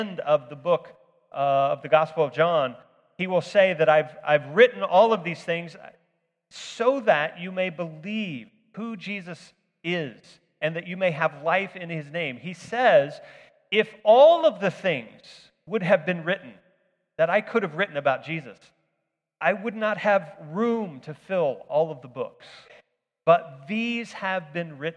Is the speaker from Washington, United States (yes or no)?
no; Fort Scott, Kansas, United States; growing up in Fort Scott was kind of a shelter for this, because by the time technology arrived here